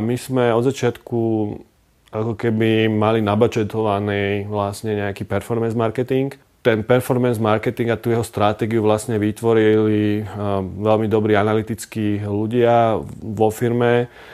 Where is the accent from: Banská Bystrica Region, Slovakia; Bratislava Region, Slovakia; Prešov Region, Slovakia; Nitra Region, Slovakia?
Bratislava Region, Slovakia; Bratislava; Narodil som sa v Bratislave, veľkú časť života som prežil v Lamači